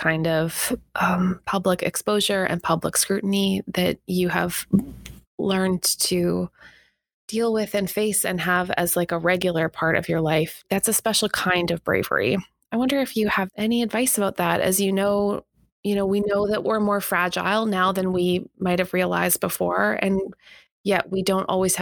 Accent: Canada; as a Canadian

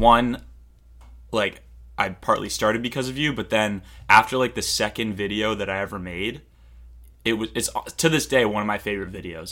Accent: Cape Cod, Massachusetts, United States; I'm from Cape Cod. Massachusetts.

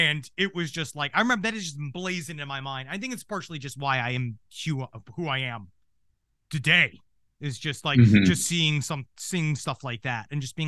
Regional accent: New York City, New York, United States; when I grew up in Queens in New York City

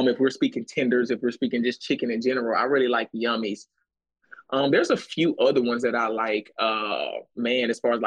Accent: Texas, United States; being from Texas

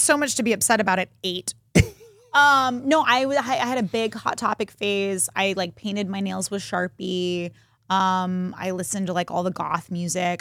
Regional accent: Texas, United States; we're from Texas

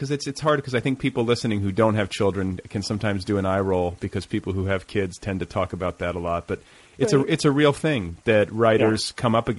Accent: Midwest, United States; I was raised in the Midwest

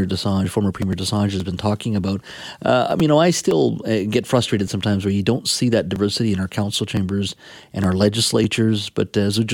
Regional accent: Williams Lake, British Columbia, Canada; my hometown of Williams Lake, where I grew up

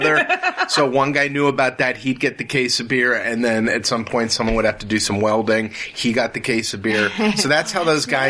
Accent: Lakewood, New Jersey, United States; my hometown, Lakewood, New Jersey

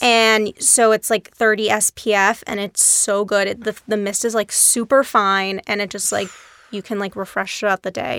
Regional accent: Dallas, Texas, United States; moved away as an adult; also born or lived in New York; I grew up in Dallas, Texas.

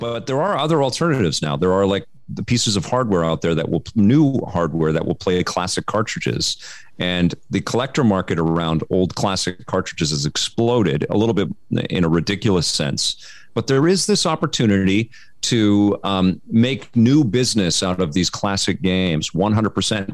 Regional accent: Vancouver, British Columbia, Canada; I grew up in Kid Solano in Vancouver

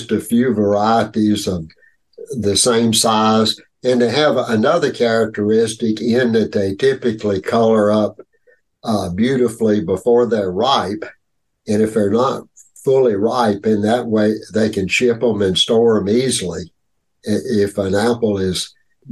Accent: North Carolina, United States; born or raised there

